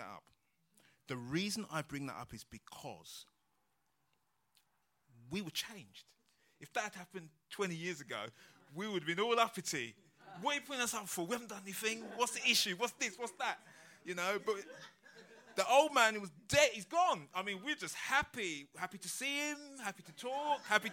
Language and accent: English; London, United Kingdom; we're from London